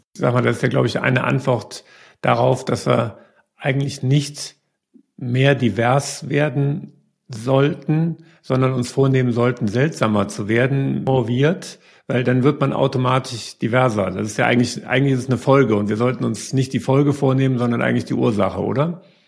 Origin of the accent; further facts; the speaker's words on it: Germany; als Deutsche